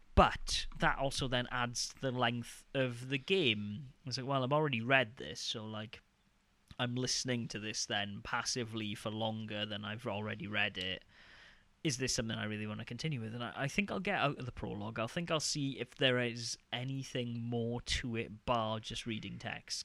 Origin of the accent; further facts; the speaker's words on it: United Kingdom; I'm just being really British